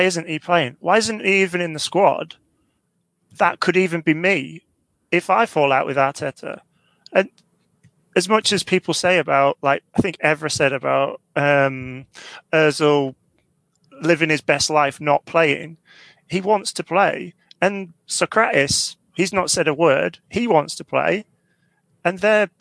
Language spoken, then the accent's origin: English; Leeds, Yorkshire and the Humber, United Kingdom; I'm from Leeds.